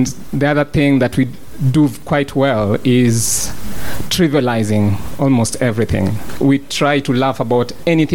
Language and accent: English; Kenya